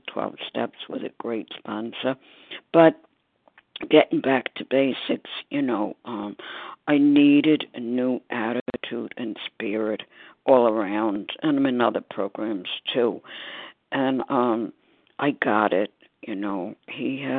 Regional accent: New York City, New York, United States; I'm from Staten Island, New York

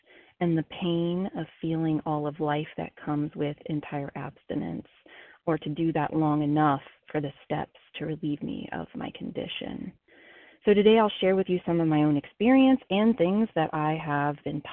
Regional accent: Ohio, United States; moved away as an adult; now in South Carolina, United States; I am from Ohio, recently relocated, and now living in South Carolina as of this past week

